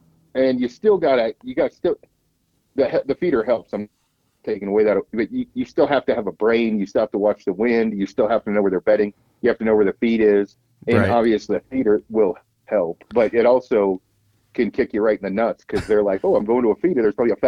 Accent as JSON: {"language": "English", "region": "Oregon", "country": "United States", "said": "I came from Oregon and only hunted out west."}